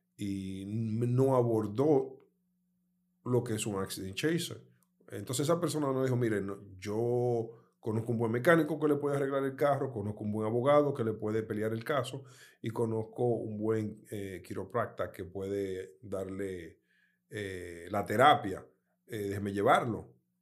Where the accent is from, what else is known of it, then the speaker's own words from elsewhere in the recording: Dominican Republic; moved away; also born or lived in United States; mi país natal